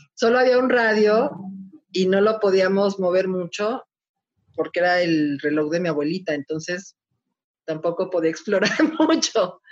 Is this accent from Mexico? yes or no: yes; Mexico City, Mexico; soy de la Ciudad de México